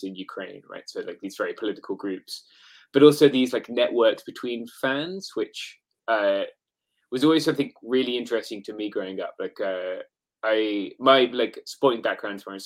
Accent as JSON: {"language": "English", "region": "England", "country": "United Kingdom", "moved": "yes", "lives_now": "United States", "said": "as an English person"}